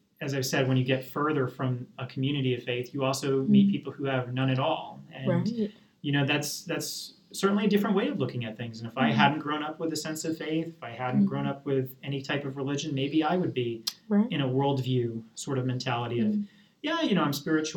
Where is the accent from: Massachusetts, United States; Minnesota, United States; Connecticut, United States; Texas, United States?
Massachusetts, United States; accent: Southern; also born or lived in Lancaster, Pennsylvania; now in Easton, United States; while I grew up in Massachusetts, you may not get much of a Boston accent. I grew up outside the city